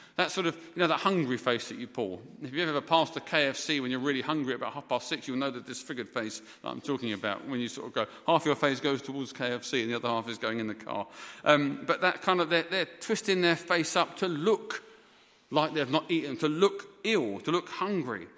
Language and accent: English; England, United Kingdom; moved away as an adult; also born or lived in Dhaka, Bangladesh; for being English